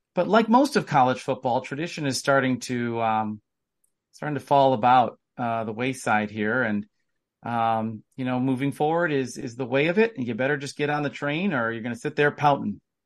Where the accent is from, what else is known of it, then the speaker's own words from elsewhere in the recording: Wisconsin, United States; I am from Wisconsin, and I am a U W grad.